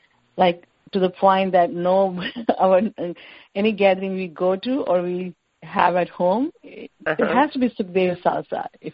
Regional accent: India; No, we are not Pakistani. We are from India.

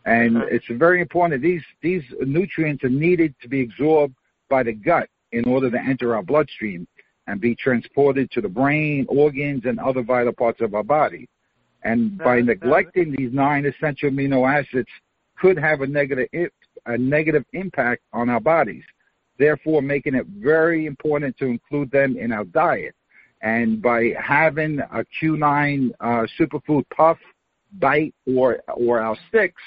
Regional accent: New York, United States; moved away as an adult; now in Florida, United States; I was born and raised in Queens, New York

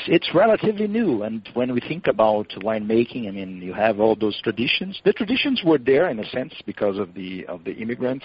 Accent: São Paulo, Brazil; I was born and raised in Sao Paulo, actually my, fami- my family comes from that area

